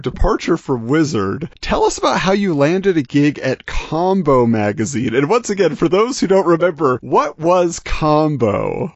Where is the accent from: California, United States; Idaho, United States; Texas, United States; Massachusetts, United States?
California, United States; Southern; I grew up in Southern California